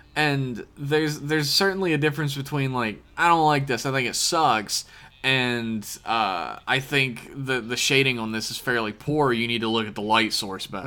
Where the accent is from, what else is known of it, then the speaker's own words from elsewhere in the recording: West Virginia, United States; I grew up in West Virginia